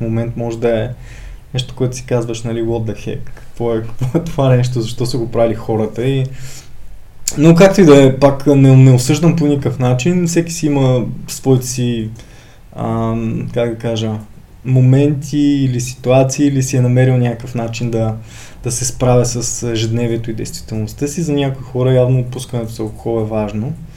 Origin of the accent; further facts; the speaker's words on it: Ruse, Ruse Province, Bulgaria; moved away as an adult; now in Sofia, Bulgaria; от както се родих до 2003 година, живях в Русе, 2003 се преместих да уча в Софийския университет